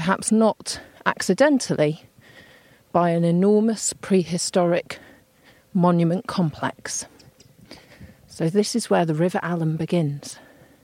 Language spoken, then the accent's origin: English; near Manchester, North West England, United Kingdom; I grew up near Manchester